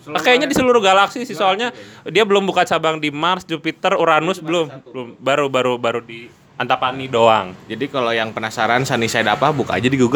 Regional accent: Jambi, Indonesia; saya dari Jambi, Mas.

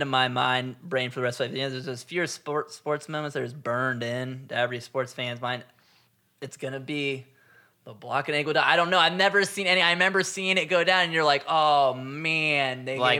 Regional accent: Cleveland, Ohio, United States; also born or lived in California; where are you from? Ohio. Cleveland

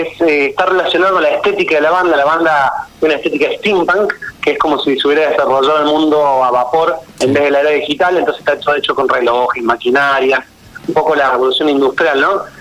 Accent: Córdoba, Argentina; moved away as an adult; now in Buenos Aires, Argentina; yo nací en Córdoba, pero me vine a Buenos Aires hace ocho años

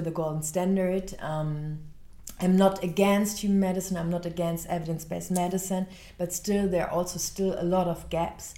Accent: Cologne, North Rhine-Westphalia, Germany; I grew up in Cologne

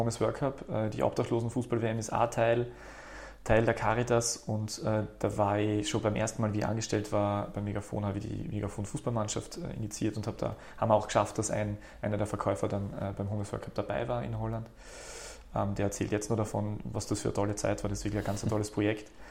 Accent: Graz, Styria, Austria; also born or lived in Berlin / Vienna; bin aus Graz ursprünglich, habe da studiert

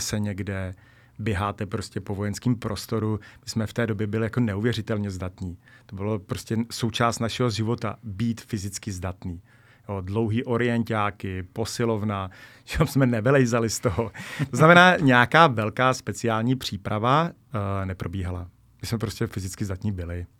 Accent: Bohemia, Czechia; jsem z Čech

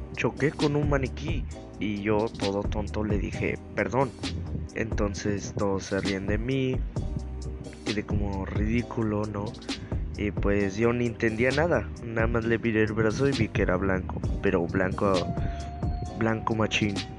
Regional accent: Mexico; soy mexicano

